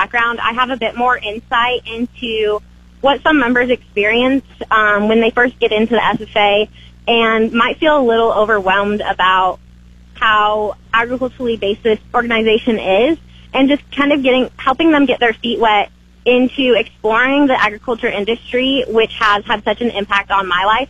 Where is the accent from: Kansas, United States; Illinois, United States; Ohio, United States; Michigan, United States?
Kansas, United States; Wichita; also born or lived in Hoxie; Well, I was raised in Wichita, and then around my eighth grade year, I moved up to Hoxie, and I got put in a more rural sense of community